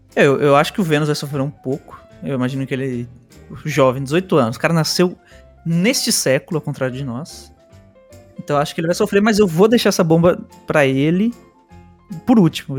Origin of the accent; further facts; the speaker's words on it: Bogotá, Colombia; now in Brazil; eu morei na Colômbia. Minha infância foi lá, em Bogotá